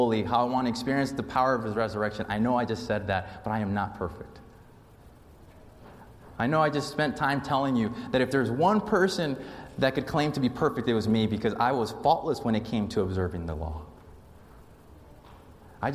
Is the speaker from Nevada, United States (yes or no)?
yes; Las Vegas, Nevada, United States; moved away; The church I grew up in Las Vegas